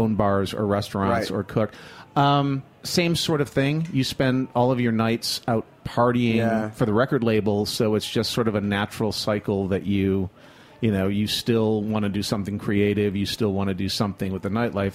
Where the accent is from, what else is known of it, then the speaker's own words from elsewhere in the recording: Flint, Michigan, United States; moved away as an adult; also born or lived in upstate New York; I'm originally from Michigan, from Flint, Michigan, which beats up Detroit on a regular basis.